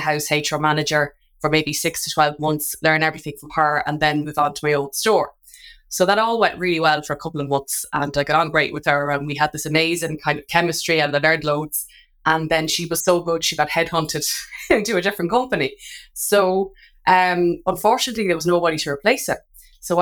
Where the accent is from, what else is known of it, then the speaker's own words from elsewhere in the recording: Drogheda, Leinster, Ireland; Drogheda, which is my hometown.